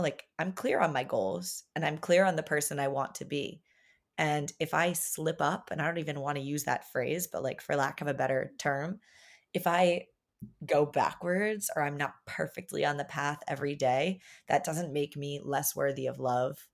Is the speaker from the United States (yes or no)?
yes; Long Island, New York, United States; growing up on Long Island, a very like privileged little town